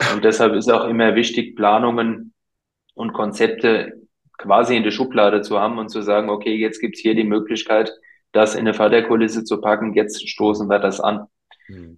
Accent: Rhenish Hesse, Rhineland-Palatinate, Germany; bei uns in Rheinhessen

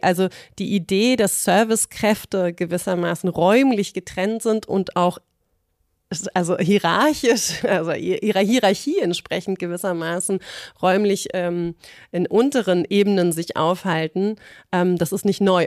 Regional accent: Berlin, Germany; ich als Berlinerin

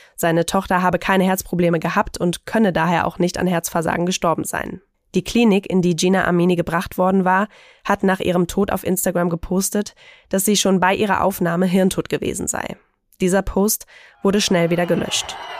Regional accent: Germany; bei uns in Deutschland

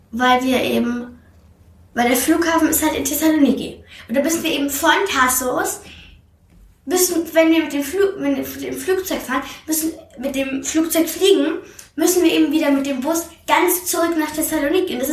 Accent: Austria; Also mittlerweile bin ich 60% Österreich, 40% Griechen

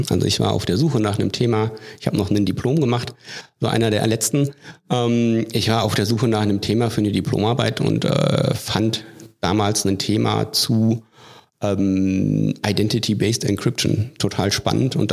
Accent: Hesse, Germany; born there; now in Hannover, Germany; Ich komme nicht aus Hannover, ich komme auch nicht aus Niedersachsen. Ich bin gebürtig aus Nordhessen.

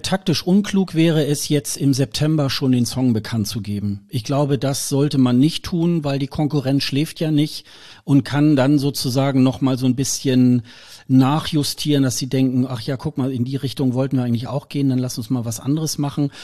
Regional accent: Germany; wir sind da ja auch gebrannte Kinder als Deutsche

